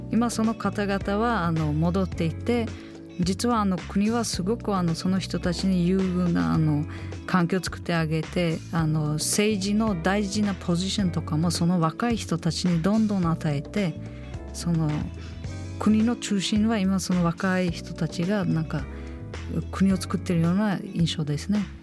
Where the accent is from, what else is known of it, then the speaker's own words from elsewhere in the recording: Uzbekistan; Japanese is a second language; moved away as an adult; now in Japan; 私は間違えた国に生まれた